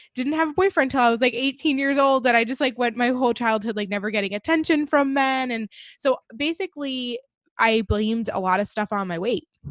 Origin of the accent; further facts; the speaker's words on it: Long Island, New York, United States; I grew up on Long Island, New York